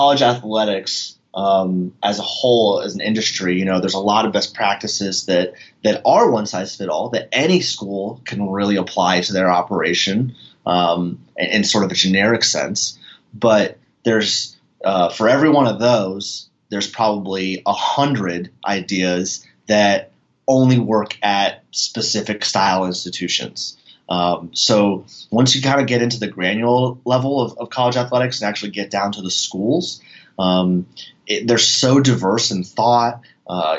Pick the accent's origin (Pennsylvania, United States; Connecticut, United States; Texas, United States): Pennsylvania, United States; Northeast; I grew up in Northeast Pennsylvania.